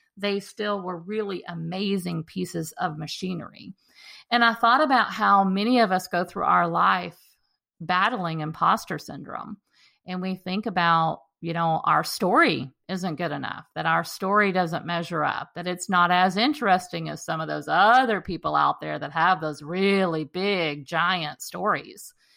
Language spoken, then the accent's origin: English; Texas, United States; the park that I walk in regularly in my hometown